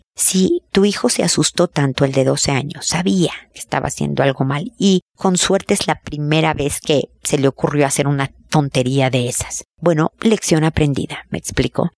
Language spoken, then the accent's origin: Spanish; Mexico; como dicen en mi tierra